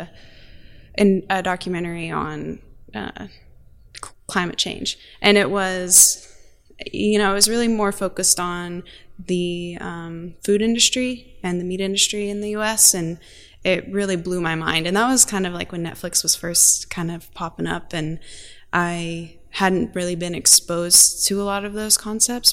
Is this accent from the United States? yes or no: yes; Norman, Oklahoma, United States; now in Tulsa, United States; I am from Norman, Oklahoma, and I currently live on the Muscogee Creek Reservation in Tulsa, Oklahoma